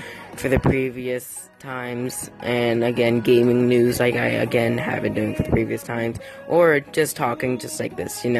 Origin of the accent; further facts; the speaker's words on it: New York, United States; I'm from New York